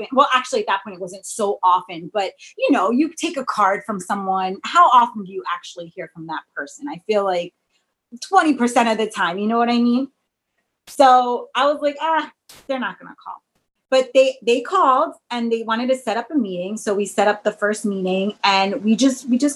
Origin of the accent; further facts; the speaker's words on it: New York, United States; my hometown